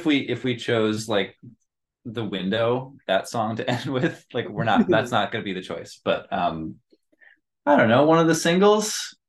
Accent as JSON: {"language": "English", "town": "New York City", "region": "New York", "country": "United States", "tie": "born or raised there", "said": "I grew up in Greenwich Village in Manhattan."}